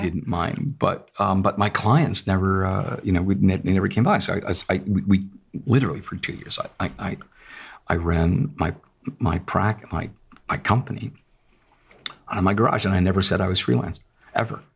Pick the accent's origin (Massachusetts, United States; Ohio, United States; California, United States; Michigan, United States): Massachusetts, United States; Lexington; having grown up in Massachusetts, in Lexington